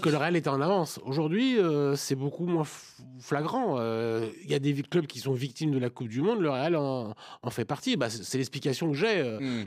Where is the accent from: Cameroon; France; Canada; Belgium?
France; en tant que Français et amateur de football